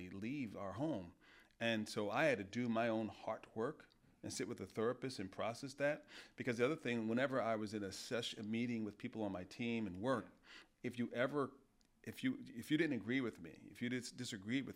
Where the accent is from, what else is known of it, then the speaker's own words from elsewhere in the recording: New York, United States; I'm a New Yorker